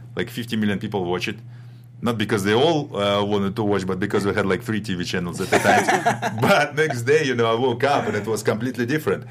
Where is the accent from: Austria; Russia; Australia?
Russia; moved away as an adult; now in United States; I'm from Russia, uh, from ex-Soviet Union, from Europe